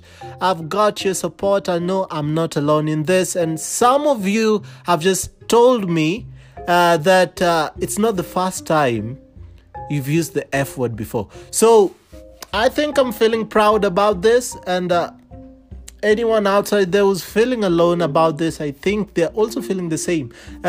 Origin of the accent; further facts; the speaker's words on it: India; now in Nairobi, Kenya; And I am from Parklands, that's Nairobi, I am originally from India.